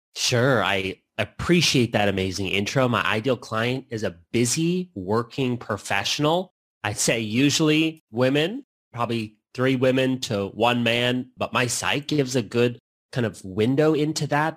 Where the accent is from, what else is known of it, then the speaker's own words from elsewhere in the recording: Canada; also born or lived in Lisbon, Portugal; now in United States; I'm Canadian